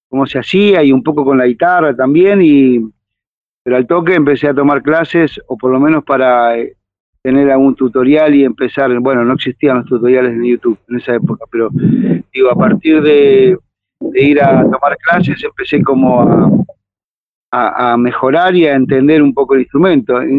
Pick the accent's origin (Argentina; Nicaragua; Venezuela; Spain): Argentina; Villa Bosch, Buenos Aires Province; yo recuerdo cuando era niño y vivía en Villa Bosch